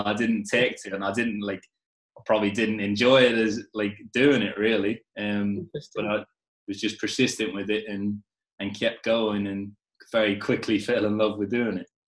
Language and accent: English; Ireland; also born or lived in Liverpool; I was born in Liverpool, lived there before I moved moved to Ireland, um, and then obviously spent most of my childhood in Ireland